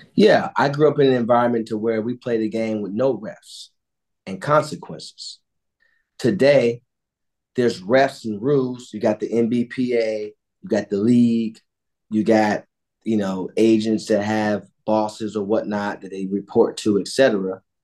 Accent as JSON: {"language": "English", "town": "Cleveland", "region": "Ohio", "country": "United States", "tie": "born or raised there", "said": "I grew up on Edmonton"}